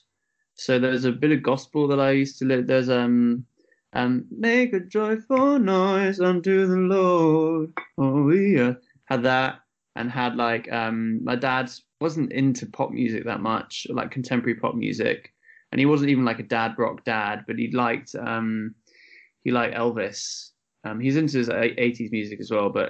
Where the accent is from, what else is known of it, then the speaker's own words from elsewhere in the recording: Kent, South East England, United Kingdom; also born or lived in Leeds; now in Birmingham, United Kingdom; I grew up in Kent, went to music college in Leeds, and then somehow ended up in Brum.